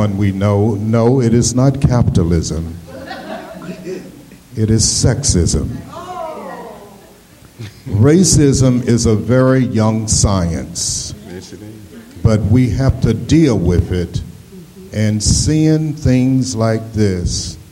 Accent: Asheville, North Carolina, United States; I'm from Asheville, North Carolina

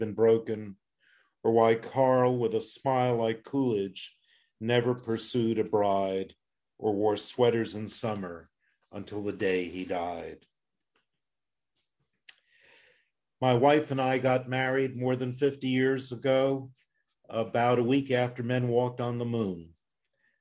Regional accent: Plzeň, Plzeň Region, Czechia; now in United States; I was born in Pilsen in Czechoslovakia

